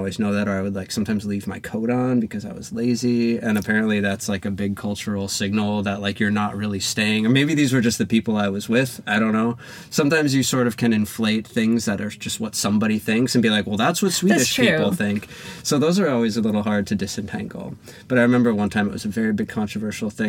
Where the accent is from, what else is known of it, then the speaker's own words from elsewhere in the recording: Minnesota, United States; also born or lived in New York; now in Sweden; I'm from Minnesota